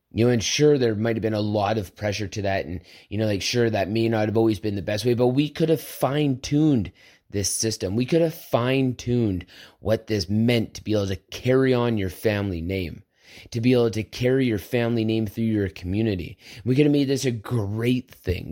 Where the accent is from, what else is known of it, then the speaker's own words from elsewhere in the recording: Southern Alberta, Canada; I grew up on a farm. I grew up in Southern Alberta where this meant something